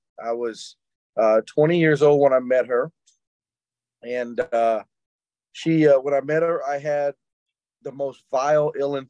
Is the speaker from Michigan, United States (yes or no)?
no; Jackson, Mississippi, United States; I grew up in South Jackson, Mississippi, and I grew up pretty rough